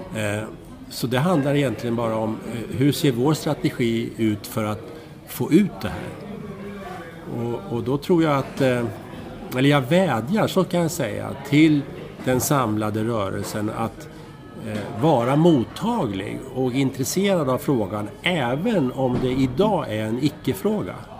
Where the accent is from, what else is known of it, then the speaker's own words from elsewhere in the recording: Strängnäs, Södermanland, Sweden; jag växte upp i eh, Strängnäs